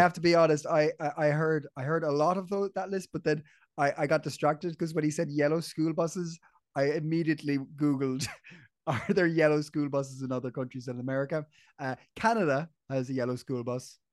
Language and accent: English; Ireland; I grew up in Ireland